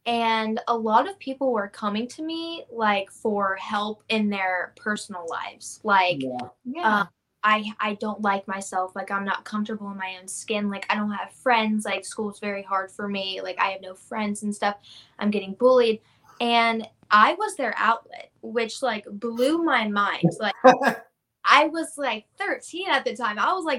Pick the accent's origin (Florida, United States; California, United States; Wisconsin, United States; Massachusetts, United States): Florida, United States; Jacksonville; It was good. I loved it. Really close to the beach, you know. I'm actually here right now. I'm visiting my mom. But I loved it. I don't know. Like, all my family's here, you know. Like, some of my family's in Fernandina Beach, which is a beautiful area.